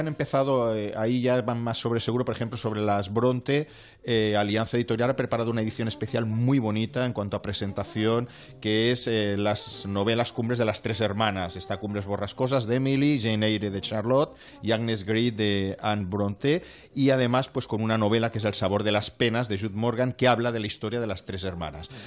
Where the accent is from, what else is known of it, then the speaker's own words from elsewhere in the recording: Vallès, Catalonia, Spain; soy del Vallés